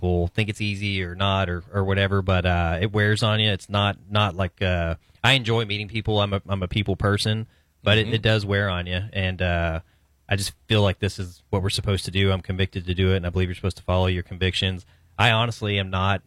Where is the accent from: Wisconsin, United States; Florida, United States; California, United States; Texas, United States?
Texas, United States; Brady; I grew up in Brady. We raised them in Brady